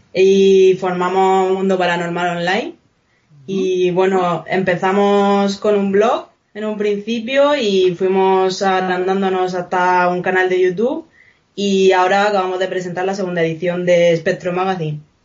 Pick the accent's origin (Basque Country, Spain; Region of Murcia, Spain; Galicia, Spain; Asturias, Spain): Region of Murcia, Spain; Nosotros es que somos precisamente de Murcia, entonces lo tenemos bastante cerca.